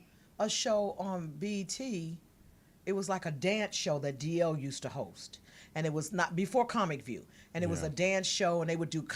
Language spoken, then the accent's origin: English; Michigan, United States; I'm from L.A. I'm from Michigan. Me and Sinbad.